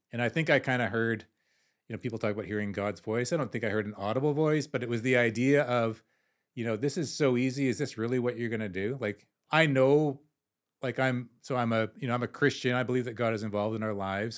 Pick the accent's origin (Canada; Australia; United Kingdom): Canada; I'm, I'm Canadian